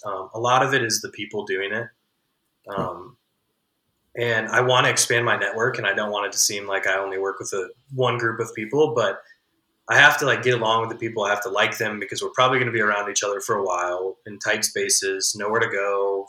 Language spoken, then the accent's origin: English; Midwest, United States; as like a Midwesterner